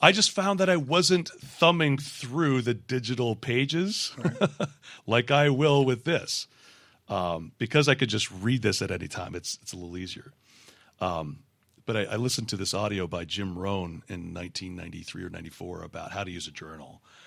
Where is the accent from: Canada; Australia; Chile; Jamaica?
Canada; moved away as an adult; moving down here, uh, as a Canadian. We immigrated in two thousand four